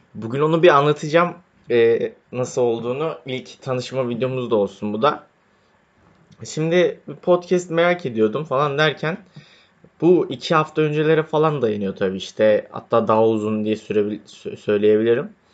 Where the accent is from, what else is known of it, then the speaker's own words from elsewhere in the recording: Istanbul, Turkey; Doğma büyüme İstanbulluyum.